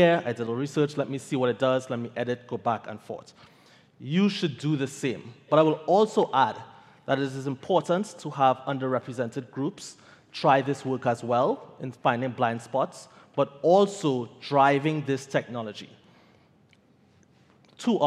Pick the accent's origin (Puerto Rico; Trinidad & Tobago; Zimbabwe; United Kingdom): Trinidad & Tobago; I am from Trinidad.